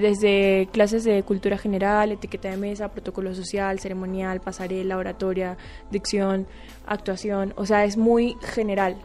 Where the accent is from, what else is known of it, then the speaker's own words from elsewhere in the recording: Spain; also born or lived in Venezuela; mi papá es español, me crié en España